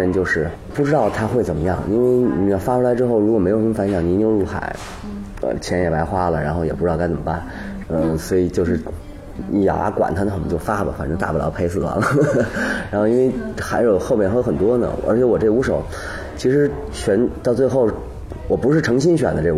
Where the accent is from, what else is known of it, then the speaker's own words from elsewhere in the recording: China; 好像是我们中国人的血液里边，或者是，或者是，比如说我们在婴儿期啊什么，经常周围放的全是这玩意儿，可能。